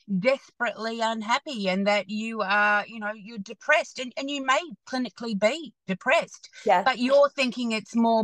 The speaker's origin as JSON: {"language": "English", "town": "Hamilton", "region": "Waikato", "country": "New Zealand", "tie": "born or raised there", "moved": "yes", "lives_now": "Australia", "said": "I actually grew up in Hamilton"}